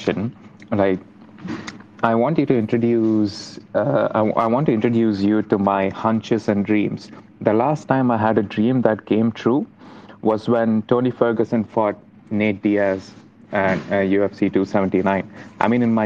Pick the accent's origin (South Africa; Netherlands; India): India; moved away as an adult; now in Cardiff, United Kingdom; I'm an international student, I'm from India